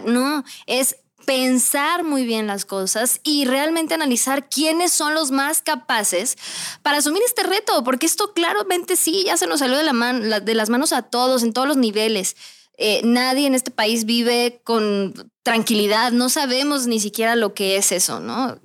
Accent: Mexico; soy mexicana

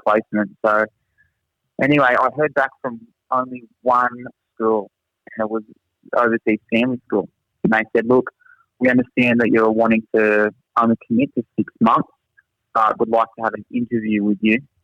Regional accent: Australia; accent: thick Australian; moved away as an adult; now in Singapore; my thick Australian accent

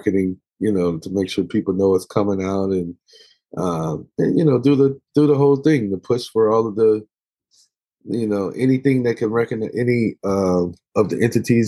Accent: Dallas, Texas, United States; we grew up in the Black church and in the southern part of the States, in Texas, in Dallas, Texas

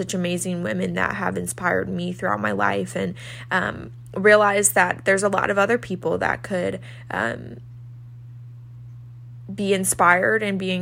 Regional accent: St. Louis, Missouri, United States; moved away as an adult; now in Nashville, United States; I'm originally from St. Louis, Missouri, but I currently live in Nashville, Tennessee

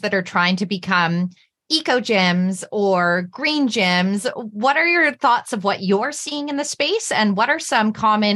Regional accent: Ontario, Canada; now in Vancouver, Canada; I'm originally from Ontario, Canada, and when I go back home

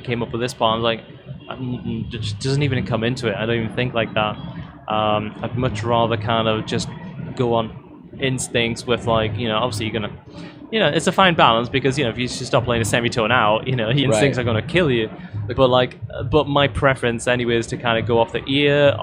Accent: north of the UK, the north of England, United Kingdom; I kind of lived in the north of the UK

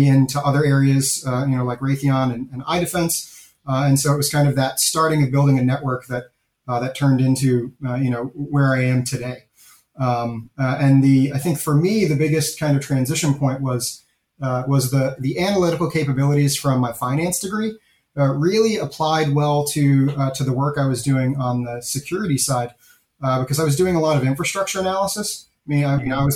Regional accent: Boston suburbs, Massachusetts, United States; moved away as an adult; also born or lived in Northern Virginia; now in Memphis, United States; I was from the suburbs

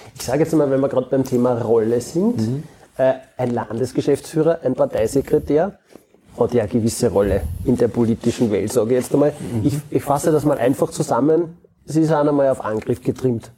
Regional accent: Austria; bei uns in Österreich

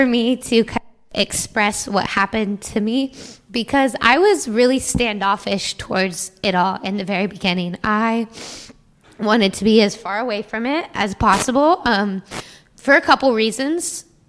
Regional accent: Washington, United States; moved away as an adult; now in Kentucky, United States; because I moved from Washington to Kentucky to go to school, you know, so, you know, being in a place away from home, you kind of have to make yourself home.

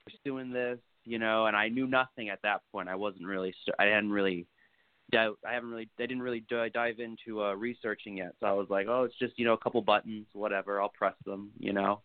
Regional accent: Naples, Florida, United States; I'm from Naples, Florida

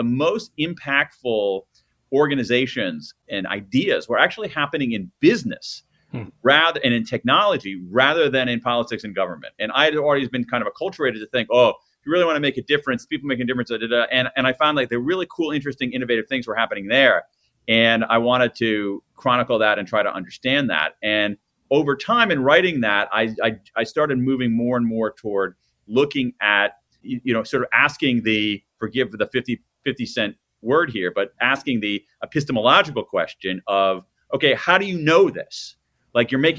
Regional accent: Columbus, Ohio, United States; born or raised there

